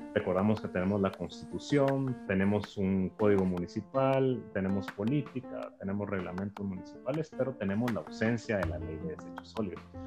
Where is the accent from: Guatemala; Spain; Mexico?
Guatemala; somos guatemaltecos